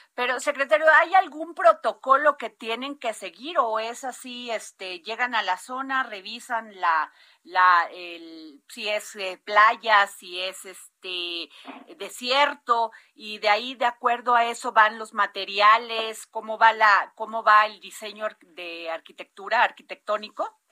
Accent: Veracruz, Mexico; mi tierra, Veracruz

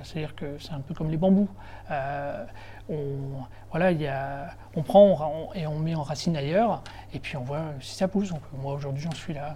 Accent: Béthune, Hauts-de-France, France; moved away; also born or lived in Lille / Paris; je suis un, enfant du Nord, je suis né à Béthune, à quarantaine de kilomètres de, de Lille. Euh, et j'ai fait toutes mes études à Lille

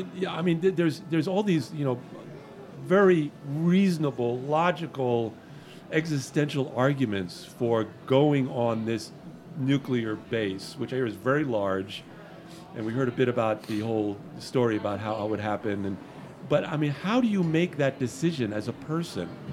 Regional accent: Miami, Florida, United States; I grew up in Miami during the uh, Cuban crisis

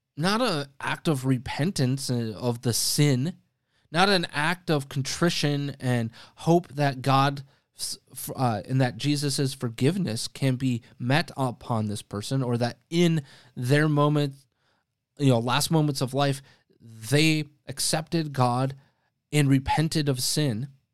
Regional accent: Wisconsin, United States; moved away; my home state in Outagamie County, again, that's in Wisconsin

